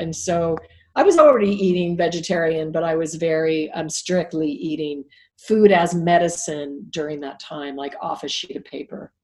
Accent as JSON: {"language": "English", "region": "Alaska", "country": "United States", "tie": "born or raised there", "said": "I was raised in Alaska, so I'm not a city, not a big city girl."}